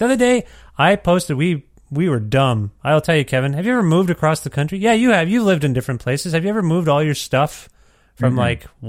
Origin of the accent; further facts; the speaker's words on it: Canada; I was just more astounded that as a Canadian, you didn't even ask me how I was doing.